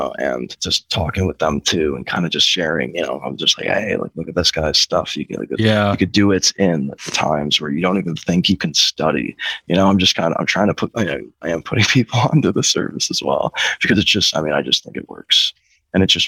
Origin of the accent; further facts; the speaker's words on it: Chicago, Illinois, United States; I'm from Chicago